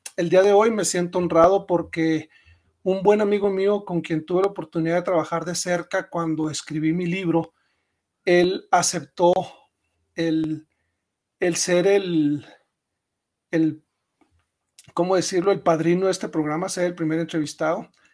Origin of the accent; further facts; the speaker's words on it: Chihuahua, Mexico; also born or lived in Mexico City; me regresé a mi, a mi tierra natal, a Chihuahua